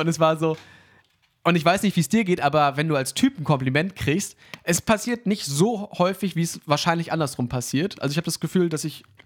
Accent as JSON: {"language": "German", "town": "Hanover", "region": "Lower Saxony", "country": "Germany", "tie": "born or raised there", "said": "ich bin ja in Hannover aufgewachsen"}